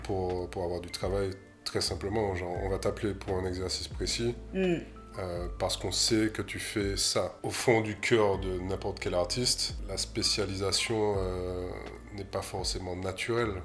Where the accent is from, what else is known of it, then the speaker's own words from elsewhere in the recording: Martinique; moved away as an adult; also born or lived in Paris; je suis né à Martinique, j'ai grandi là-bas, je suis parti euh, à 20 ans à Paris faire une école d'art